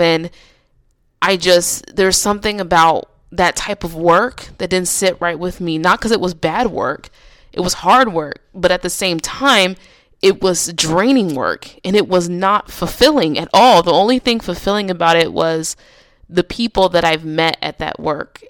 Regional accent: Nebraska, United States; now in California, United States; I decided to move back to my hometown in Nebraska

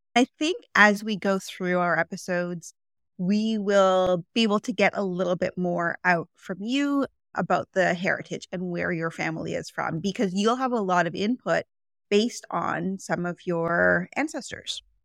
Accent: Toronto, Ontario, Canada; I live in Toronto, Ontario, Canada. I was born and raised here in Canada, and I've lived most of my life in Toronto

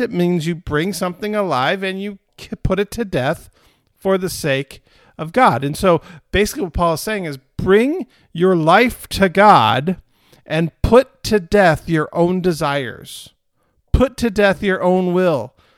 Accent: United States

